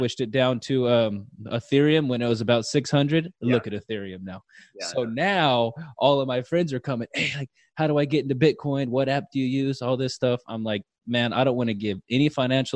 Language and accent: English; Fresno, California, United States; born or raised there